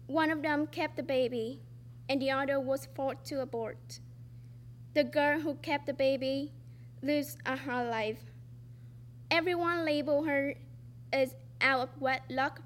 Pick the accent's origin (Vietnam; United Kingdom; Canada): Vietnam; English is a second language; now in United States; I was born in Vietnam, a developing country